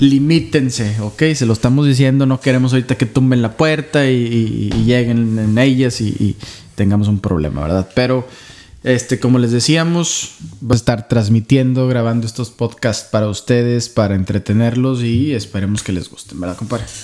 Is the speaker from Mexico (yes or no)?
yes; Saltillo, Coahuila, Mexico; moved away as an adult; also born or lived in Guadalajara, Jalisco / Knoxville, Tennessee / Chicago, Illinois / Philadelphia; now in San Antonio, United States; Pues nací en Guadalajara, Jalisco, pero viví en Saltillo